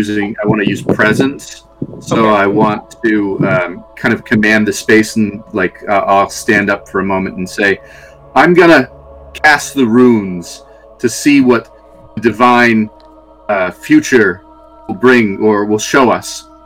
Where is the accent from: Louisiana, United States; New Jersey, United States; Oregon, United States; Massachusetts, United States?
Massachusetts, United States; Boston; moved away; I'm from the Boston area originally